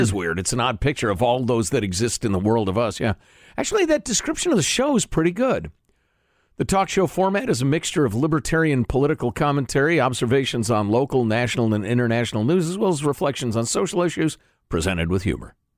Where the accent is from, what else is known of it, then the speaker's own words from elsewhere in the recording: United States; as an American with our big honkin' military